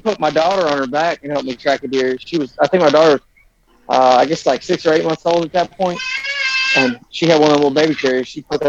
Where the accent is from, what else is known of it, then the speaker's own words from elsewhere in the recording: Western New York, United States; moved away; I'm from Western New York, so we had all our Indians were Iroquois.